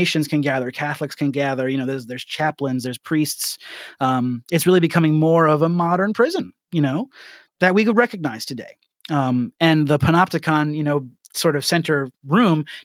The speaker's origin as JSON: {"language": "English", "country": "Ireland"}